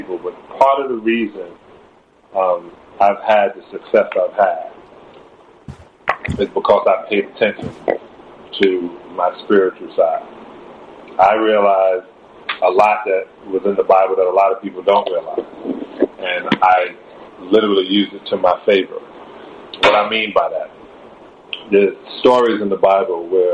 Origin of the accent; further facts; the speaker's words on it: New York City, New York, United States; I grew up in Canarsie, in Brooklyn.